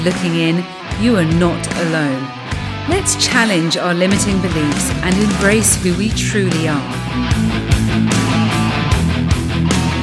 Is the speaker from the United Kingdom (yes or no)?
yes; United Kingdom; I can speak for us Brits